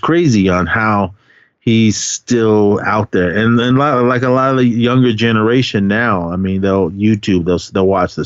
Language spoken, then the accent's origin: English; Oakland, California, United States; growing up in Oakland